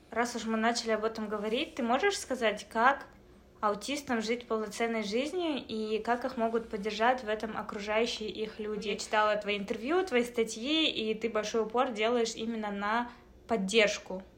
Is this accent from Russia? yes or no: no; Kazakhstan; now in Canada; Раз уж мы находимся в Канаде, uh-huh. э, страна, где билингвизм это что-то обычное, а еще мы из Казахстана